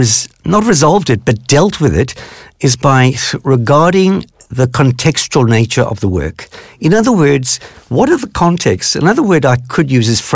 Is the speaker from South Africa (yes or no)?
yes; South Africa; growing up in South Africa, which at that time was apartheid run